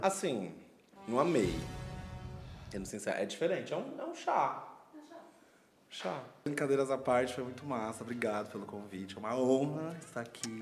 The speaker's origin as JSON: {"language": "Portuguese", "region": "São Paulo", "country": "Brazil", "said": "Eu sou de São Paulo, já fui pro Rio sem dinheiro"}